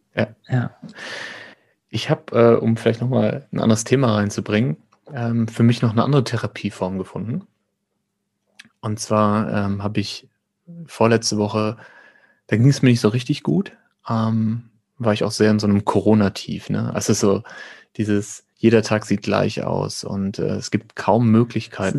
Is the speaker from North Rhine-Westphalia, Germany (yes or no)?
yes; near Münster, North Rhine-Westphalia, Germany; Und ich komme aus der Nähe von Münster